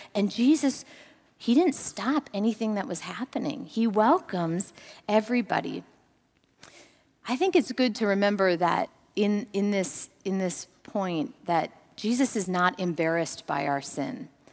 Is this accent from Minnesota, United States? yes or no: yes; Minnesota, United States; Growing up in Minnesota, I was an, a, a fisherman's, an avid fisherman's daughter